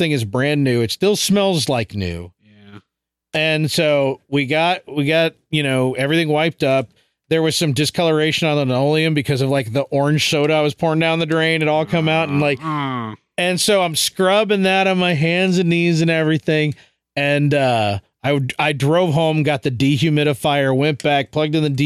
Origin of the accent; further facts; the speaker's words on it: Chicago, Illinois, United States; moved away; when I was growing up in Chicago, we lived at the very bottom of an old neighborhood